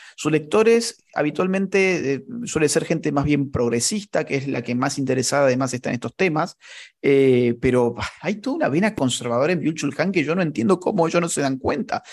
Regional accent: Córdoba, Argentina; en Córdoba, de donde yo soy

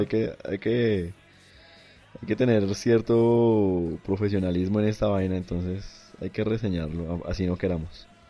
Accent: Colombia; yo como colombiano no me siento representado por ellos

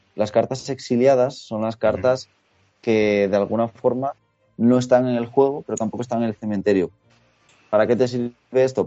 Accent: Asturias, Spain; moved away as an adult; also born or lived in Ponferrada / León; now in Valencia, Spain; yo eh, soy de Asturias, pero estudié la carrera en Ponferrada ah, y en León

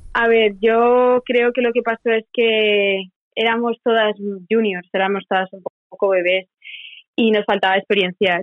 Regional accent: Spain; moved away as an adult; now in Corpus Christi, United States; siendo tres españolas

